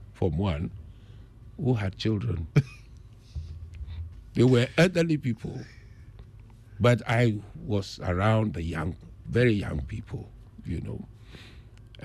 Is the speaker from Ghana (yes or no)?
yes; Aflao, Volta, Ghana; my hometown, Aplau